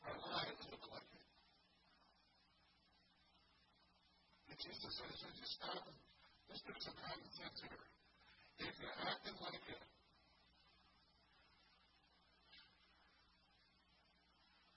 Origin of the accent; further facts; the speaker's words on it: Indiana, United States; now in Michigan, United States; I grew up in Indiana